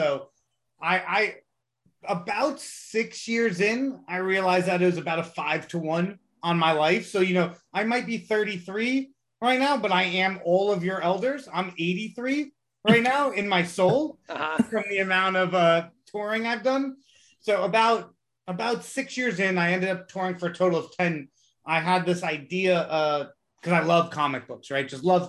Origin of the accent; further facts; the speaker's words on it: Jamaica; I'm Jamaican.